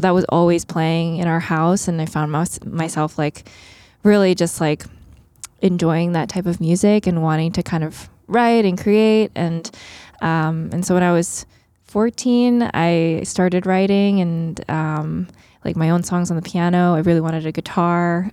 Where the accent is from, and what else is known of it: Long Island, New York, United States; born or raised there; also born or lived in Queens, New York / Philadelphia